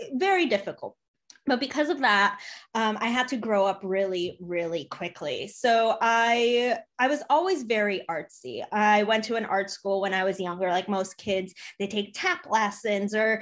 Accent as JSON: {"language": "English", "town": "Chicago", "region": "Illinois", "country": "United States", "tie": "born or raised there", "also_born_or_lived": "Poland", "said": "So I was born in Poland. I came to the US when I was 3 years old. I grew up in Chicago"}